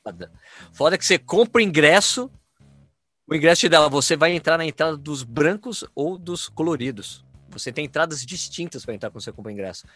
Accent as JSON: {"language": "Portuguese", "country": "Brazil", "said": "sou brasileiro"}